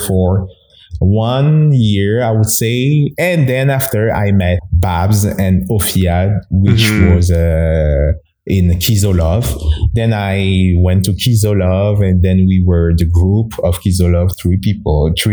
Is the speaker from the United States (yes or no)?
no; Togo; first language Mina; English is a second language; moved away as an adult; now in Canada; So I'm from Togo. It's a small country in West Africa. So I'm born there and I went to school there and I immigrated in Canada in 2009